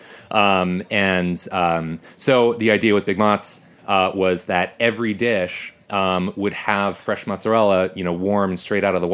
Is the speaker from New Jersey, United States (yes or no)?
yes; New Jersey, United States; I grew up in North Jersey